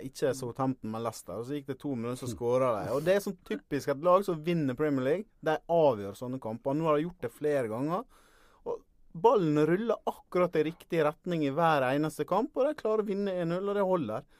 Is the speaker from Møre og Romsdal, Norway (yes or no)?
yes; Ålesund, Møre og Romsdal, Norway; accent: Sunnmøre dialect (Ålesund); now in Eastern Norway, Norway; hører du på dialekta mi at det var ikke noe stor helg for Ålesund heller